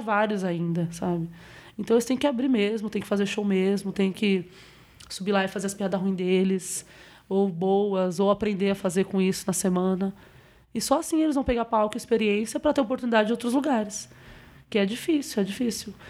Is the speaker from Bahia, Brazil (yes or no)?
yes; Bahia, Brazil; now in São Paulo, Brazil; sou baiana